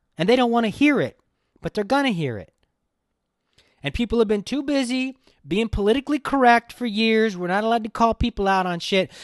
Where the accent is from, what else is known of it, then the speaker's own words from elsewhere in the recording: Los Angeles, California, United States; I grew up in Hollywood